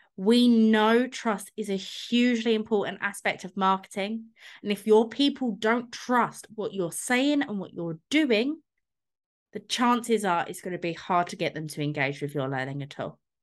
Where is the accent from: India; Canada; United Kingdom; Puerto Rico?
United Kingdom; London; I grew up in London, so I've been going into Starbucks since I was about eleven